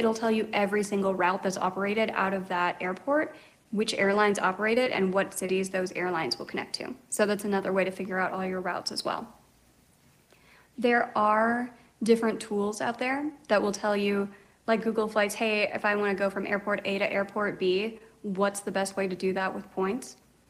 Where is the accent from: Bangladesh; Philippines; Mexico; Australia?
Philippines; I'm Filipina, so a lot of people ask me through Instagram, hey, what's the best way to get to the Philippines on points?